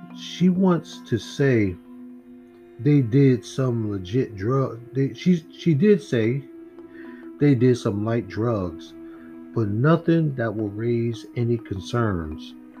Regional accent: United States; because I'm American.

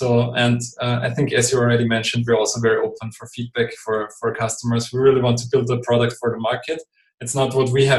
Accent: Austria; first language German; English is a second language; I'm not a native English speaker. I'm from Austria, so over here we're speaking German.

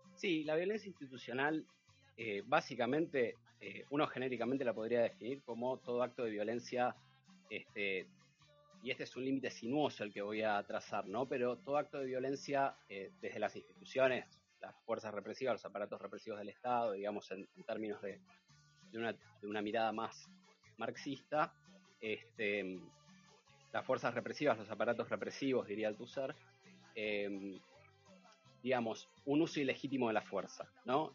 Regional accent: San Martín, Buenos Aires Province, Argentina; Yo me crié en San Martín, San Andrés más precisamente

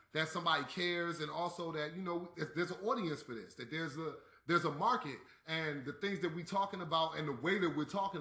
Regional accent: East Coast, United States; I'm from the East Coast

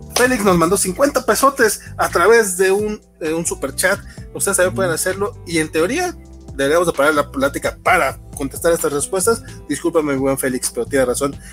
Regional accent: Durango, Mexico; yo soy de Durango Capital

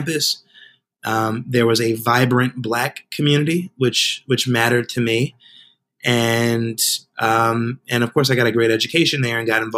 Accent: Spring Valley, New York, United States; I grew up in a working class community of about 30,000 people today called the Village of Spring Valley

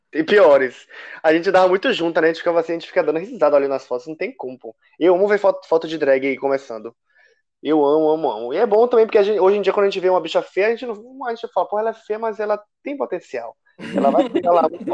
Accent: Salvador, Bahia, Brazil; moved away; lá em Salvador, né, de onde eu sou, mas não estou agora

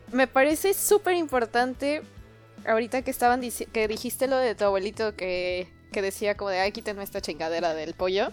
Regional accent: Yucatán, Mexico; moved away; como yucateco

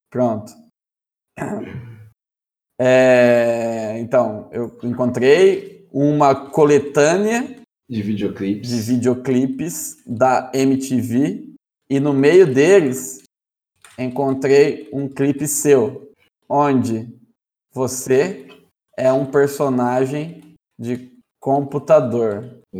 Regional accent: Brotas, São Paulo, Brazil; Sou natural de Brotas e filho de armênios.

